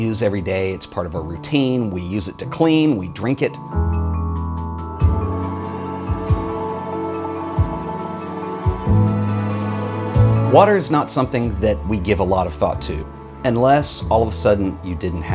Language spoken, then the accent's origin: English; Texas, United States; my home state of Texas